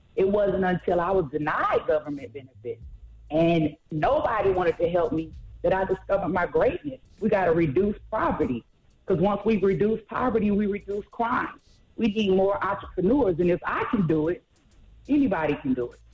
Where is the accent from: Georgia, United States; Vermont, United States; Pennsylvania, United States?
Georgia, United States; Atlanta; I am from Atlanta. Been there most of my life.